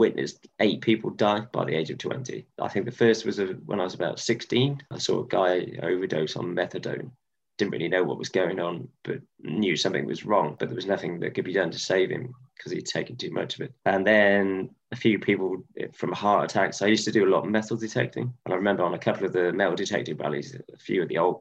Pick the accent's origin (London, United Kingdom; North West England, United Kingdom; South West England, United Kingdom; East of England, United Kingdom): South West England, United Kingdom; Stroud; moved away as an adult; also born or lived in Cardiff / Ecuador; my hometown that I ever went to in Stroud